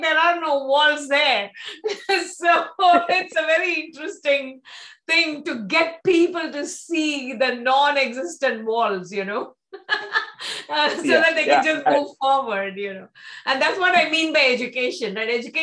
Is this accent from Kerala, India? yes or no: no; Mumbai, Maharashtra, India; I grew up in Mumbai. So I went to Tamil medium school in Mumbai. I've never actually lived in Chennai.